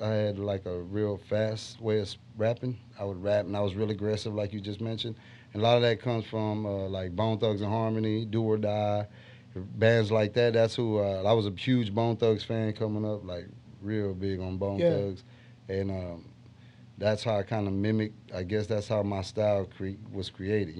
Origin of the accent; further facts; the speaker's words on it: Rosenberg, Texas, United States; also born or lived in Galveston / Houston; I'm from Rosenberg, yeah. I was born in Galveston, actually. And I moved to Rosenberg pretty much when I was young. And I've been there pretty much my whole life